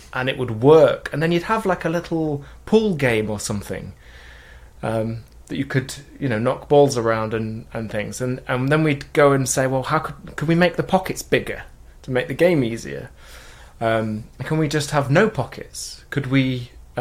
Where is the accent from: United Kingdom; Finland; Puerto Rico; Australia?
United Kingdom; Mansfield, East Midlands; I'm from Mansfield in England. It's a small town near Nottingham, you know, Robin Hood. That's a mining town.